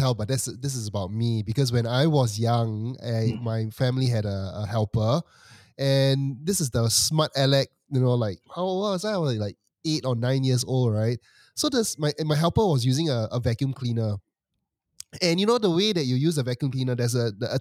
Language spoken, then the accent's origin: English; Singapore; As a Singaporean